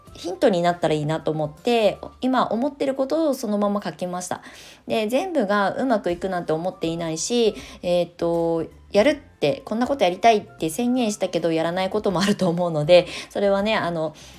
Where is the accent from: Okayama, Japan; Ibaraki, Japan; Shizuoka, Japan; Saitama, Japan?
Ibaraki, Japan; Kasama; moved away as an adult; also born or lived in Tokyo; now in Shonan, Japan; 自分が生まれ育ったその場所